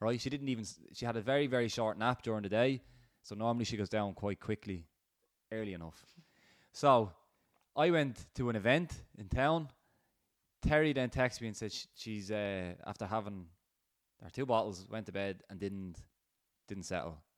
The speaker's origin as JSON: {"language": "English", "town": "Rush", "region": "Leinster", "country": "Ireland", "said": "We're, we're from Rush. There's loads of farms around here."}